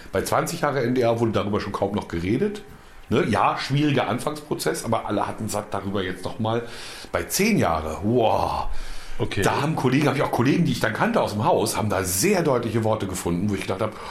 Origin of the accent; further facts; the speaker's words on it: Brandenburg, Germany; Ich würde ja als Brandenburger mich nicht von, bloß weil die so viel mehr sind, würde ich ja nicht mir von denen sagen lassen, was ich machen muss.